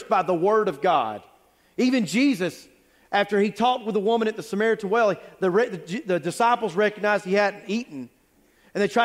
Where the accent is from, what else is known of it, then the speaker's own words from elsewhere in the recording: United States; I grew up on Jotham Down Road in North Forsyth